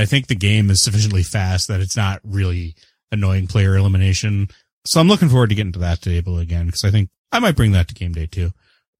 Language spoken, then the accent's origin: English; Canada; And I'm the Canadian.